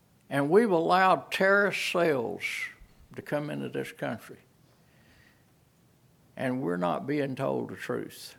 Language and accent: English; United States; I'm an American citizen. I lived here for 78 years